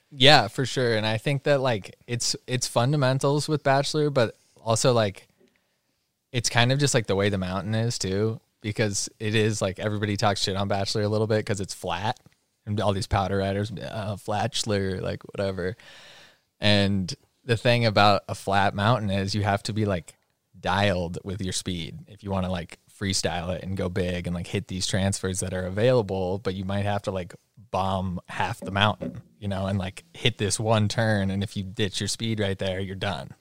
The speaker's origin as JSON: {"language": "English", "town": "Bend", "region": "Oregon", "country": "United States", "tie": "born or raised there", "said": "Born and raised in Bend"}